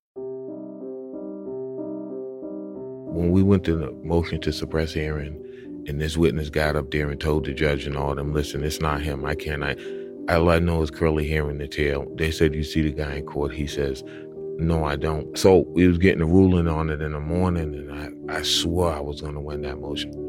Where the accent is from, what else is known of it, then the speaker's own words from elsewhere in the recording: Boston, Massachusetts, United States; I'm from Mattapan.